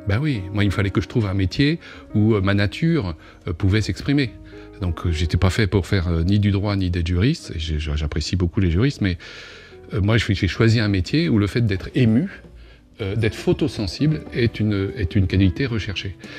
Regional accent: Normandy, France; dans ma terre natale, Boujou

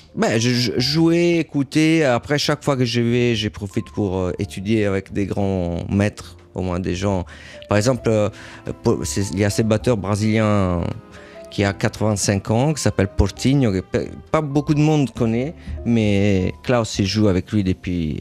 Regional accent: Rome, Lazio, Italy; French is a second language; moved away; also born or lived in Paris / New York; J'ai grandi à Rome

